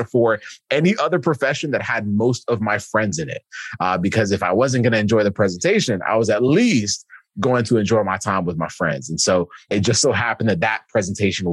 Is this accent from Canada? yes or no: no; Kenya; I'm from Kenya